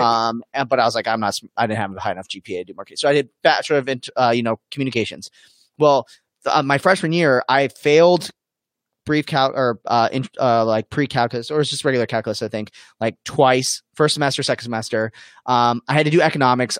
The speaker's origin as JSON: {"language": "English", "region": "Arizona", "country": "United States", "tie": "born or raised there", "said": "born and raised in Arizona"}